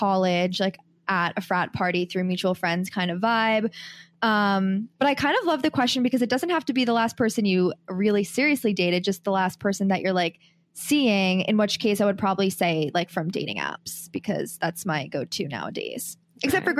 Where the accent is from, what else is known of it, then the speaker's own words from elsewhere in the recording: New York City, New York, United States; I was born in 1996 in New York City, so I'm 25 years old